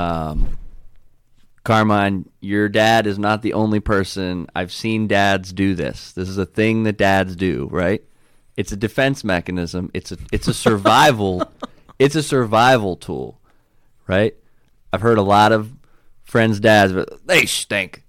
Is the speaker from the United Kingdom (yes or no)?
no; Pittsburgh, Pennsylvania, United States; I'm from Pittsburgh